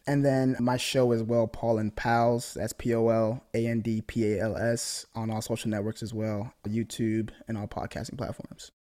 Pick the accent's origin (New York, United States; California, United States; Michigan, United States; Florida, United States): Michigan, United States; I'm from Michigan